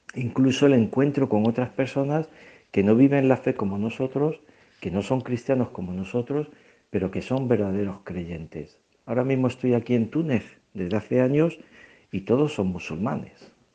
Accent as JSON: {"language": "Spanish", "town": "Aldeanueva del Camino", "region": "Extremadura", "country": "Spain", "tie": "born or raised there", "also_born_or_lived": "San Fernando / Burkina Faso / Togo / Equatorial Guinea", "moved": "yes", "lives_now": "Tunisia", "said": "soy originario de un pequeño pueblo de, de Cáceres, al de Nuevo del Camino, aunque he vivido en San Fernando"}